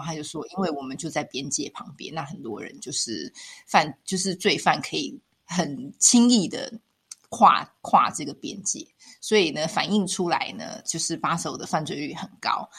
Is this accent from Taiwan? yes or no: yes; Taiwan; moved away as an adult; also born or lived in Taipei; now in Switzerland; 像我们在台湾长大，我们很习惯街角，就巷口超商去